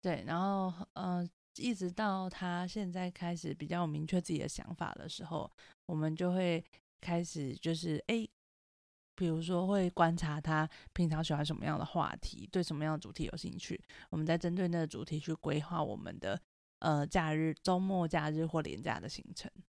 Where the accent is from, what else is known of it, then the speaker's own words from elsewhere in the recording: Taipei, Taiwan; 我就是台北人